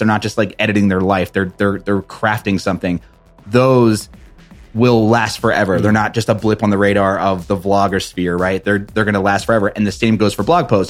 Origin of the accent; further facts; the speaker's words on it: East Coast, New Jersey, United States; I'm from the East Coast